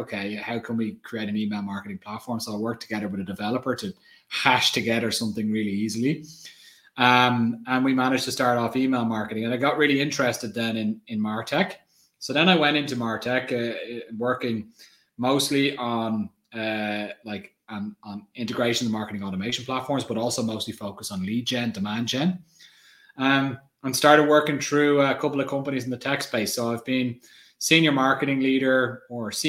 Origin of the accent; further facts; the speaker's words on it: Ireland; I'm Irish. I grew up in Ireland